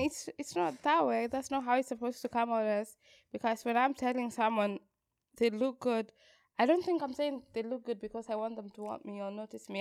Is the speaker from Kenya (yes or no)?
yes; Kenya; as a Kenyan